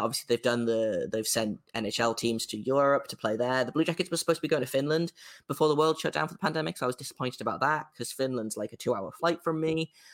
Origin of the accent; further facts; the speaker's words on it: England, United Kingdom; an English person, as a, as a British person